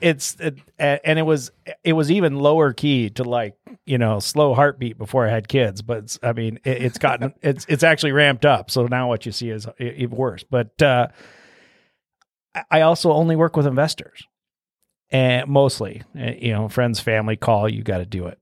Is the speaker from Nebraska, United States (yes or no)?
yes; Omaha, Nebraska, United States; moved away as an adult; also born or lived in Minnesota / Denver; I'm from Omaha and then I went to school all over town. So, grew up twenty-fifth and Chandler, which is south though.